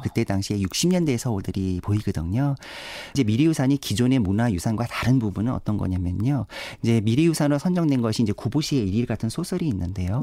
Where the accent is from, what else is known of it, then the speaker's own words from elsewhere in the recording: Seoul, South Korea; 태어나기는 강남에서 태어나긴 했습니다만은